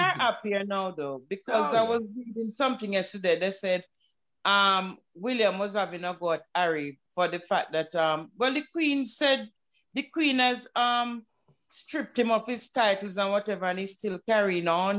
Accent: Jamaica; accent: Jamaican; I'm a Jamaican, I'm accustomed to living a certain way

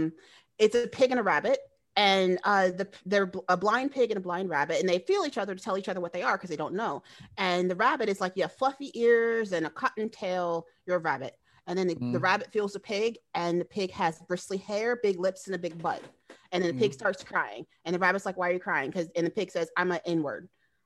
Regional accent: Australia; accent: Australian; I'm Aboriginal. I'm from Australia.

